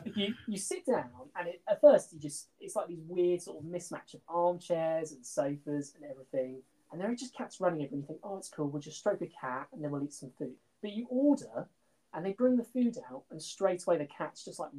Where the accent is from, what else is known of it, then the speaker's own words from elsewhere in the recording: England, United Kingdom; We're two friends from the Midlands who are absolutely diehard Survivor fans.